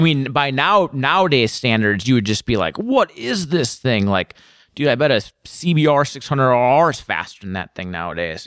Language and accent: English; Woodbury, Minnesota, United States; moved away as an adult; also born or lived in Chicago, Illinois; now in Portland, United States; I spent most of my, you know, youth in Minnesota. And I just lived there from probably the time I was six to twenty-three.